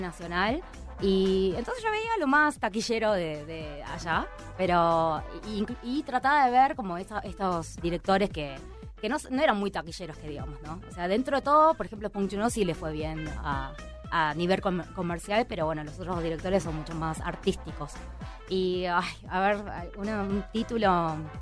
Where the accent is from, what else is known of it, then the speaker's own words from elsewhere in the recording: Argentina; yo nací en Argentina y me viví, eh, toda mi vida en Argentina